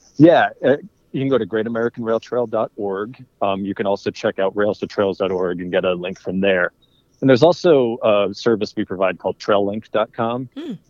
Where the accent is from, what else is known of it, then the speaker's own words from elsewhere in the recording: Maryland, United States; I grew up in Maryland most of my life